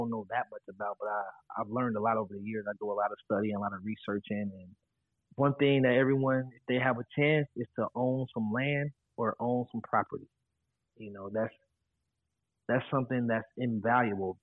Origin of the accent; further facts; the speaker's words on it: Ohio, United States; moved away as an adult; also born or lived in Florida; my home state of Ohio